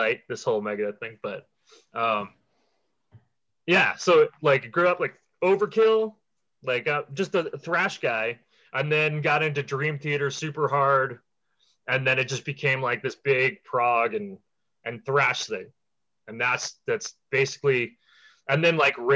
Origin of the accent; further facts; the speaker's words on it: Washington, District of Columbia, United States; I'm from Washington, D.C. And I grew 79, born in 79. So the 80s when the guitar solo was king, that was the where I came up in.